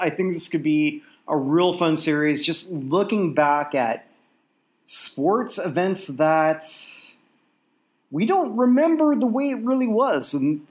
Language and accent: English; Toronto, Ontario, Canada; I grew up infatuated with American sports growing up in Toronto.